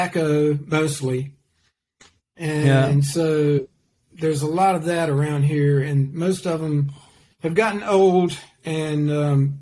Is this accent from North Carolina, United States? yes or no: yes; Raleigh, North Carolina, United States; I grew up in Raleigh, North Carolina. I went to elementary school, junior high school, and high school in Raleigh